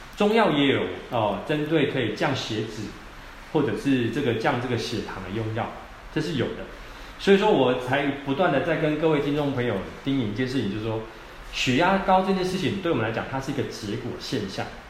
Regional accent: Taiwan; 我们台湾人啊

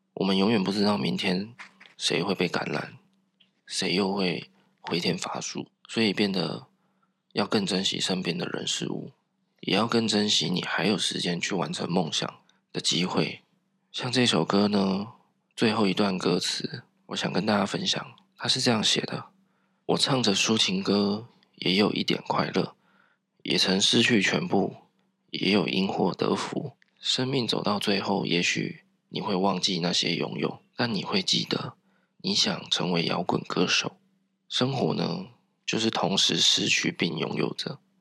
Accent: southern Taiwan, Taiwan; 我从小在南部长大，那长辈啊 都是讲台语

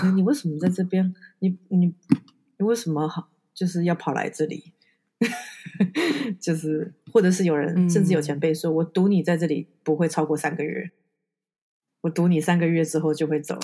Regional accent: Kaohsiung, Taiwan; 那是我们的家乡

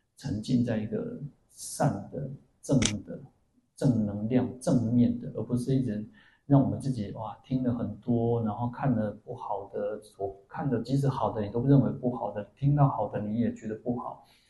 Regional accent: Changhua County, Taiwan; moved away; also born or lived in Kaohsiung; 我以前当兵的时候，我在鹿港当兵，然后我那时候在高雄嘛吼，然后我的家乡又是在彰化

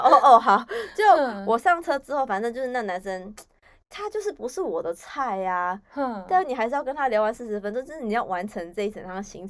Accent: Yunlin County, Taiwan; moved away; 就我回回我们云林老家，

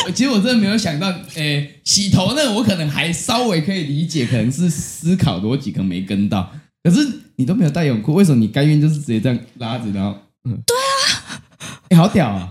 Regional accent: Chiayi, Taiwan; 因为我是嘉义的

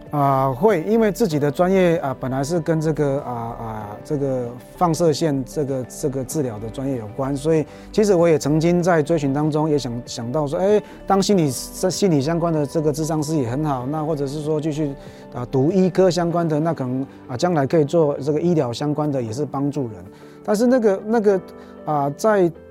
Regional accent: Taichung, Taiwan; moved away as an adult; also born or lived in Taipei / Fengshan / Sumatra, Indonesia / Singapore; 我是台中人，然后到台北读神学，然后去南部牧养

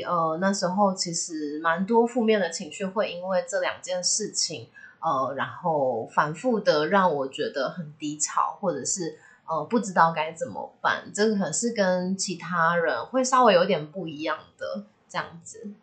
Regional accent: southern Taiwan, Taiwan; moved away as an adult; now in central Taiwan; 我十八岁以前是在南部长大的，然后在大学的时候在北部读书，大学毕业以后就开始工作，然后目前就是跟伴侣住在中部这样子。

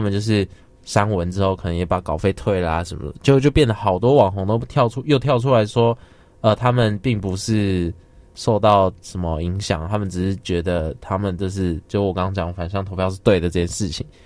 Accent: Taiwan; 我们，就是台湾人

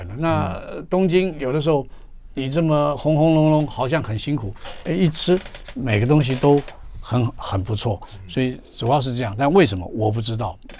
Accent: Jiangnan, China; 因为我们江南人吃的东西很多

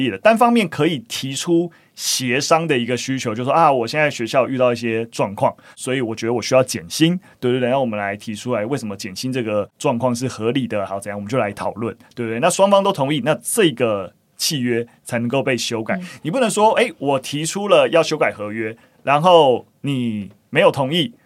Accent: Gongliao, New Taipei, Taiwan; moved away; 我老家在共聊啦，那平常当然是没有住在共聊，就是我是在共聊的那个草岭古道上面的萧家庄，就是长大，所以，哦，听到是共聊国小，就，哦，有一点温暖，但我完全没有念过共聊国小

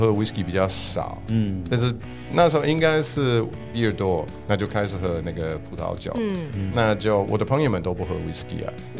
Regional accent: Scotland, United Kingdom; Chinese is a second language; now in Taiwan; 就是因为我爸就是强迫我要喝 whisky，因为我是苏格兰人，

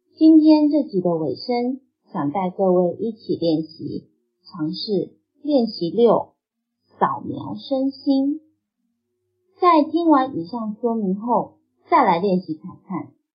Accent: Taiwan; now in Cambodia; 第一次时我当时回台湾，因此呢，在我家乡录音

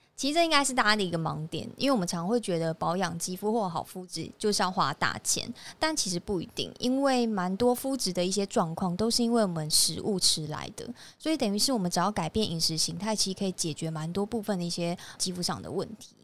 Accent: Taiwan; 就是我们台湾人他有肤质过敏的人发生率其实蛮不高的

